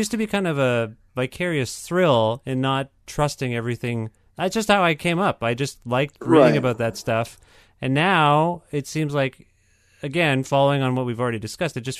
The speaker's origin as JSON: {"language": "English", "country": "Canada", "said": "I'm not an American. I'm Canadian."}